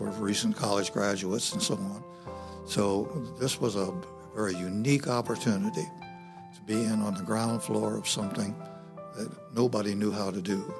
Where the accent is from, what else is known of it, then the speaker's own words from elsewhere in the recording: Fort Wayne, Indiana, United States; moved away; I was born and raised in Fort Wayne, Indiana